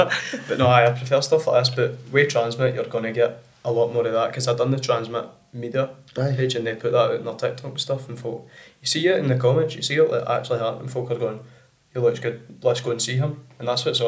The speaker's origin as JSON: {"language": "English", "town": "Bellshill", "region": "Scotland", "country": "United Kingdom", "tie": "born there", "said": "then I was born in Bellshill"}